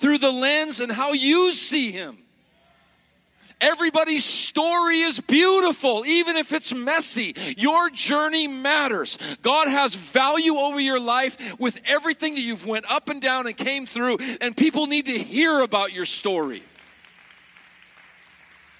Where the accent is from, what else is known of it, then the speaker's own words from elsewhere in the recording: Montana, United States; moved away as an adult; also born or lived in South Carolina; I was raised in Montana as a kid